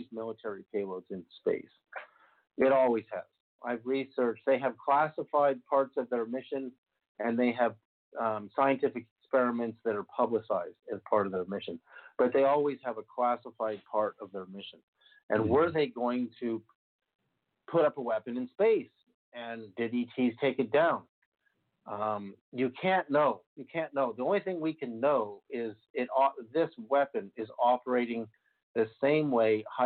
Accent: Berkeley, California, United States; when I grew up in Berkeley in 1968, I was 7 years old

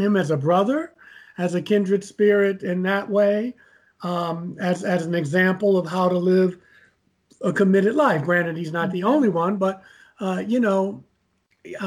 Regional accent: Baltimore, Maryland, United States; moved away; also born or lived in New York City; I'm from Baltimore, Maryland, as you mentioned, and I got bitten by the theater bug, and I wound up moving to New York City

